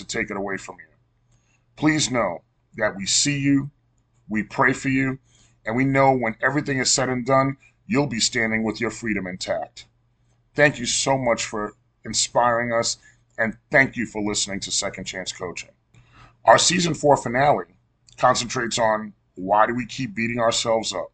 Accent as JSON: {"language": "English", "town": "New York City", "region": "New York", "country": "United States", "tie": "born or raised there", "said": "Janine and I grew up together in Cambria Heights, Queens, New York, and we attended Sacred Heart Elementary School together."}